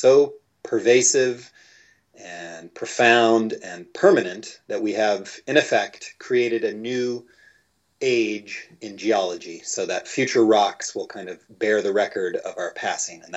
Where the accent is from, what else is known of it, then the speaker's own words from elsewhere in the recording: Midwest, United States; I'm originally from the Midwest